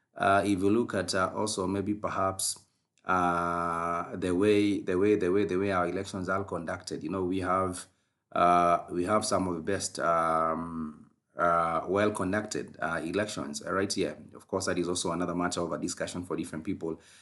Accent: Kenya; as a Kenyan podcaster

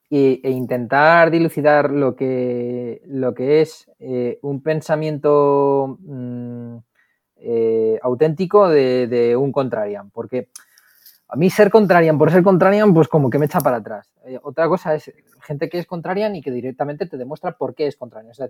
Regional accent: Madrid, Community of Madrid, Spain; lo que pasa es que luego también es del Barça y yo soy de Madrid

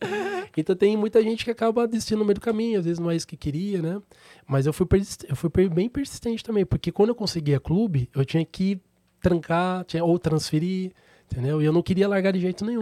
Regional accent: Sorocaba, São Paulo, Brazil; Sou natural de Sorocaba

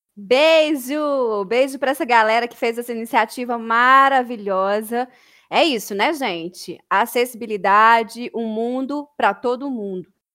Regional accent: Brumadinho, Minas Gerais, Brazil; nascida e criada em Brumadinho, aqui pertinho de BH

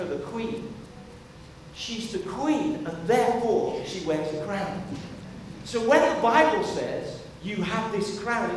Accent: United Kingdom; as British people

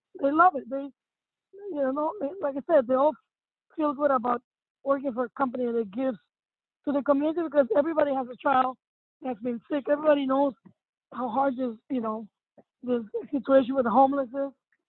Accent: Cuba; moved away; And when we came here from Cuba, we had so many friends and family that took care of us.

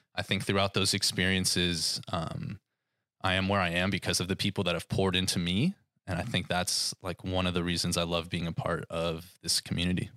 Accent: Thousand Oaks, California, United States; I have been born and raised in Thousand Oaks pretty much my entire life

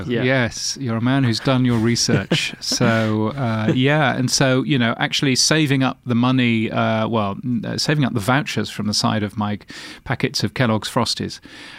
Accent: London, United Kingdom; Well, I was born in Hammersmith. Obviously, I couldn't live in Hammersmith because I'm not made of money. So I ended up living in North London, very close to a place called Cock Foster's

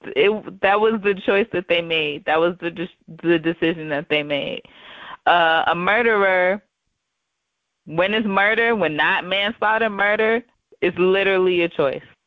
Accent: the South, United States; I grew up in the South. Um, you know, we grew up in in the southern state.

